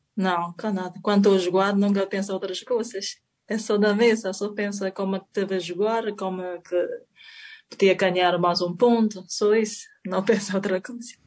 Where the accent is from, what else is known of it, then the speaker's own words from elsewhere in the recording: China; Portuguese is a second language; moved away as an adult; also born or lived in Spain / Madeira; now in Portugal; venho da China